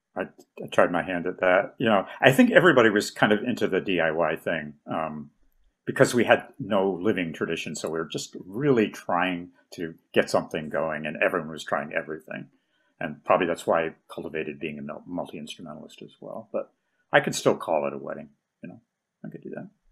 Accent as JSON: {"language": "English", "town": "Burlington", "region": "Vermont", "country": "United States", "said": "I'm from Burlington originally"}